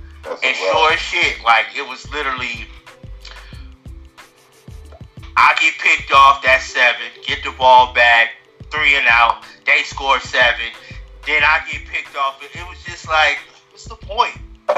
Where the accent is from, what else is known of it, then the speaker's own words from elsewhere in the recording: Los Angeles, California, United States; moved away; The Raiders been sorry since they was in L.A., bro. I grew up there.